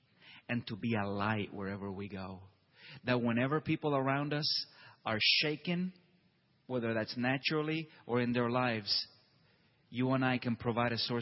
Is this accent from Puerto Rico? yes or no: yes; Puerto Rico; now in Tulsa, United States; I myself, I'm from Puerto Rico